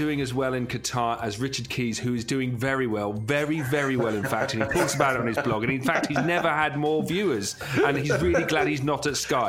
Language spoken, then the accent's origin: English; England, United Kingdom; as an English nation.